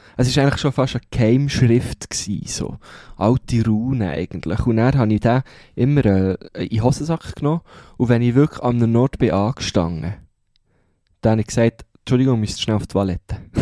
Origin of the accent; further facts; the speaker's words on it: Switzerland; accent: Swiss German (Mundart); first language Swiss German; meine, meine erste Sprache wird weiterhin Mundart sein